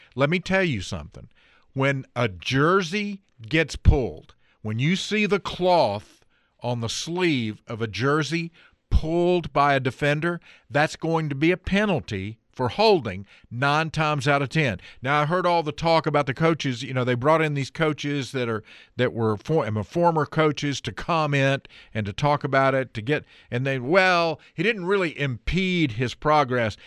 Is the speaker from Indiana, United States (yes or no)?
no; Ellenboro, North Carolina, United States; also born or lived in Forest City, North Carolina; That's kinda like my hometown. Grew up in Ellenboro, but for a city was the, that's where I went to high school